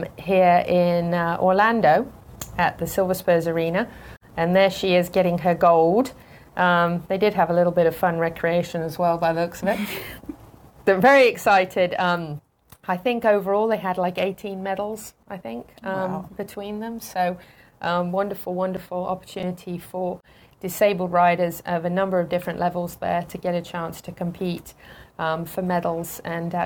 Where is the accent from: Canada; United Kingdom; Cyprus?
United Kingdom; moved away; I'm a Brit